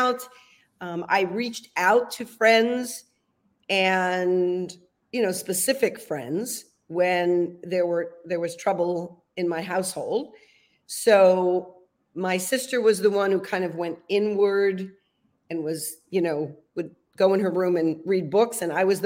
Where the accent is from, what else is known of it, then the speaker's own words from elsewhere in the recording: Providence, Rhode Island, United States; moved away; also born or lived in California; I was born in Providence, Rhode Island. And Rhode Island is the smallest state in the union. So it's, you know, very different than being raised in a large city in California. It was a great place to grow up